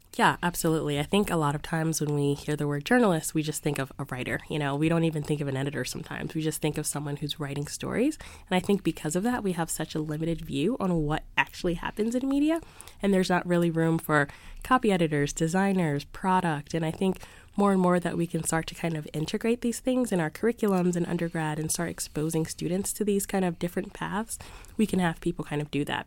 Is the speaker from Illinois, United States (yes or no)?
no; Philadelphia, Pennsylvania, United States; moved away as an adult; now in Boston, United States; I grew up in Philadelphia, so my parents would have a subscription to the Philadelphia Inquirer